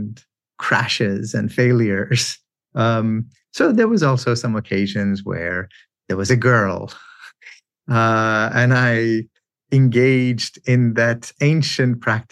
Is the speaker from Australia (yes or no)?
no; Iran; moved away; I grew up in Iran in a context where men compose and recite love poetry